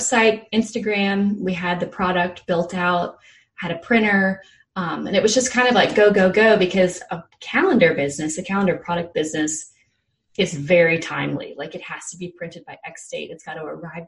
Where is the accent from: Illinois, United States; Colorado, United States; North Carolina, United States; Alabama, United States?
Alabama, United States; Fairhope; moved away as an adult; also born or lived in New York; I'm from Fairhope, Alabama